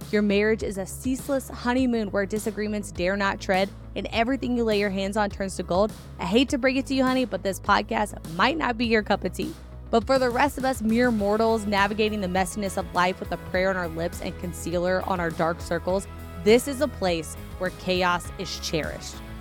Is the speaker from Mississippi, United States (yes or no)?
no; Indiana, United States; also born or lived in Kentucky; I was born in Kentucky and then raised on a farm in Indiana